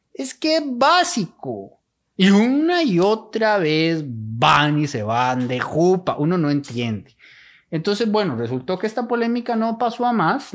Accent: Costa Rica; como costarricenses

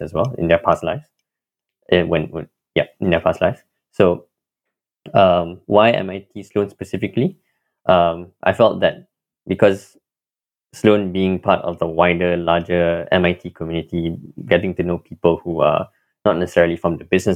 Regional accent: Kuala Lumpur, Malaysia; moved away as an adult; now in Cambridge, United States; I'm originally from Kuala Lumpur, Malaysia

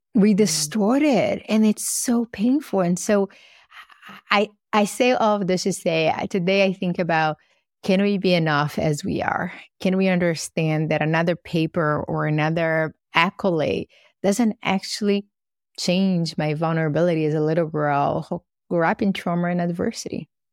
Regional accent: Brazil; now in United States; I grew up in Brazil

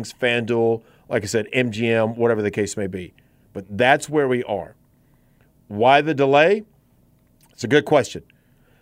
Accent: Gaston County, North Carolina, United States; I grew up in Gaston County, the southern part near, say, what is now Forest View High School, but like on the Lake Wylie side of Gaston County.

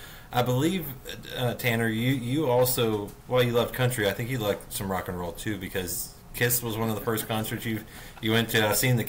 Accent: Canada; Now, you know, obviously growing up in Canada, I know a couple city boys, a couple country boys.

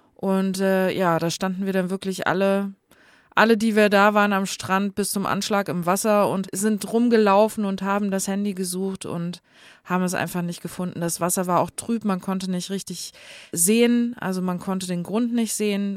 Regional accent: next to Guxhagen, Hesse, Germany; moved away; da, wo ich herkomme, der Nachbarort heißt Guxhagen.

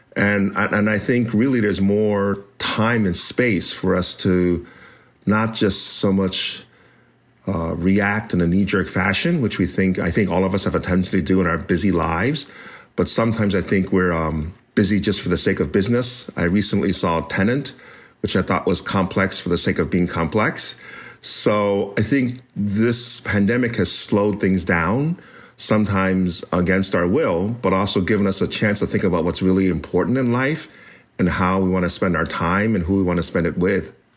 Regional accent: United States; the one I was raised in as an American born Chinese

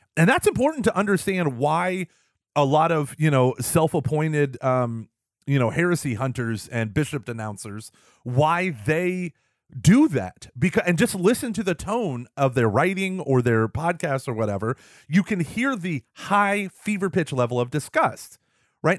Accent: Texas, United States; I'm from Texas, we're a very bl, um, red state, very conservative

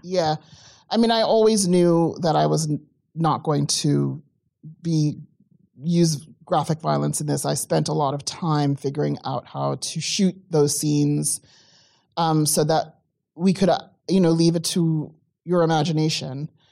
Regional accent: South Africa; moved away; I come from South Africa. I grew up during apartheid

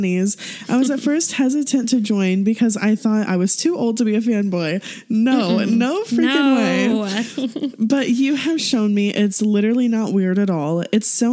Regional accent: Midwest, United States; we're from the Midwest

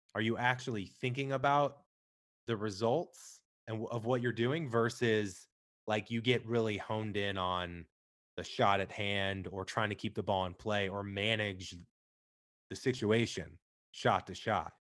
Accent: Midwest, United States; I'm from the Midwest, bowling was, like, all we could do besides eat, drink, and watch sports

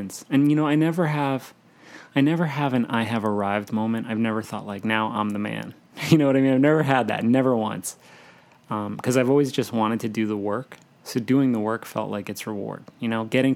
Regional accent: New Jersey, United States; I'm from New Jersey

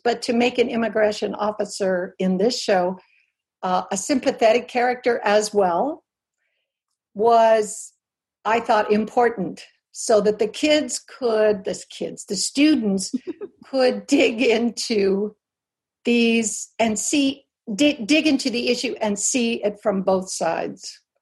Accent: Albuquerque, New Mexico, United States; I grew up in New Mexico in an adobe house with pet burros and on the on the mesa outside of Albuquerque

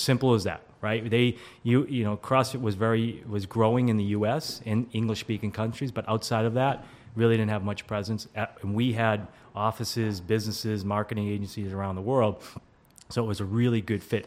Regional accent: Walpole, Massachusetts, United States; I am originally from the Boston area. Uh, grew up in Walpole, Massachusetts, small suburb outside of uh, Boston, like 20 minutes south

